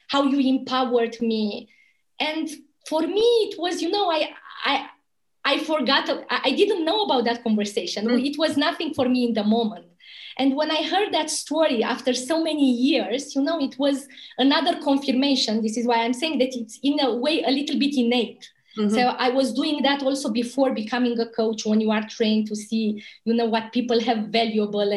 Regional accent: Romania; moved away as an adult; also born or lived in Bucharest; my hometown, you know, a little town from Romania, the border with Bulgaria.

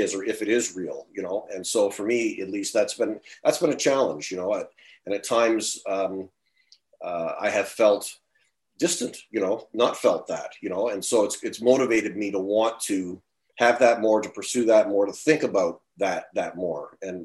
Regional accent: Ontario, Canada; moved away as an adult; I grew up and lived in Ontario for the first 58 years of my life

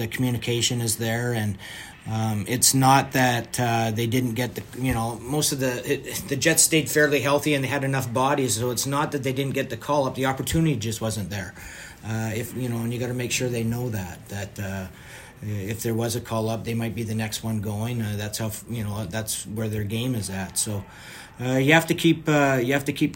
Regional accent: Vancouver, British Columbia, Canada; I grew up in Vancouver

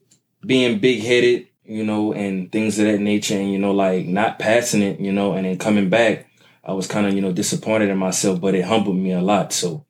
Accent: Louisiana, United States; moved away as an adult; I'm from Louisiana

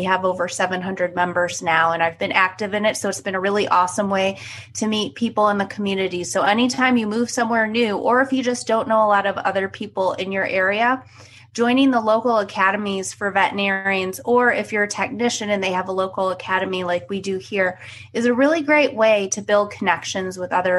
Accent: Cleveland, Ohio, United States; So yes, I'm originally from Cleveland. I went to the Ohio State University for undergrad and vet school.

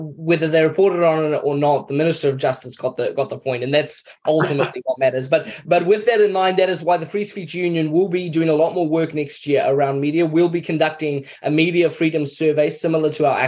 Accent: Mozambique; moved away; also born or lived in Kenya / United States; I grew up in Mozambique, was educated in Kenya around a lot of Americans.

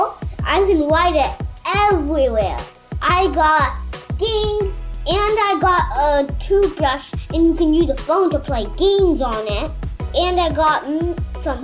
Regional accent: New York City, New York, United States; I'm from New York City.

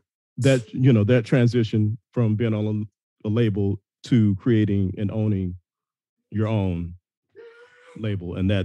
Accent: Dallas, Texas, United States; I said, I'm from Dallas.

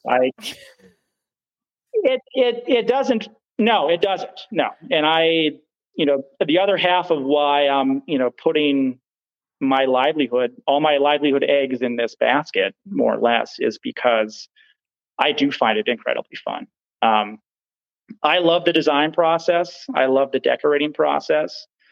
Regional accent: Hayward, Wisconsin, United States; the area I grew up here in Hayward

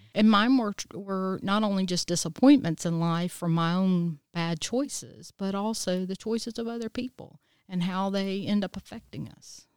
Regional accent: Easley, South Carolina, United States; I was born and raised here in Easley, South Carolina

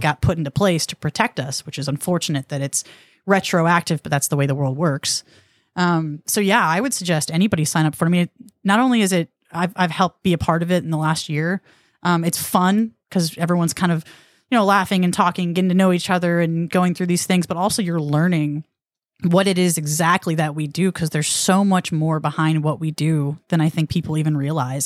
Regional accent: Rockwall, Texas, United States; I'm from Rockwall

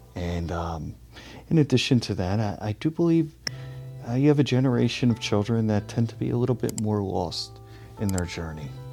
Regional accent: Philadelphia, Pennsylvania, United States; I'm originally from Philadelphia, Philadelphia region

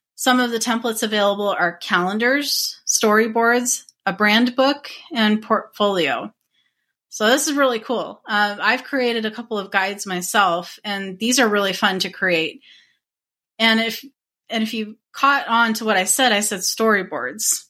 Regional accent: Arizona, United States; I was born and raised in Arizona, and I still live here

